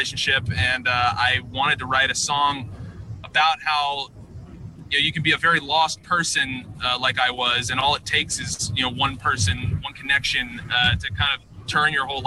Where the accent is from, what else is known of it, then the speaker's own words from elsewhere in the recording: Richmond, Virginia, United States; moved away as an adult; also born or lived in New York; now in Nashville, United States; we're originally from Richmond, Virginia